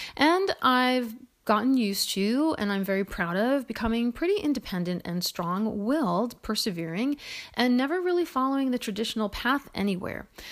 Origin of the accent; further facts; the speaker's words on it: Woodland Park, New Jersey, United States; I was born in New Jersey in what was then known as West Patterson. It's now known as Woodland Park.